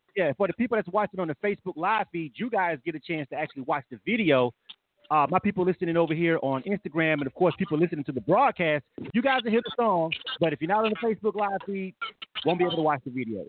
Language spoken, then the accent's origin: English; Florida, United States; I'm from Florida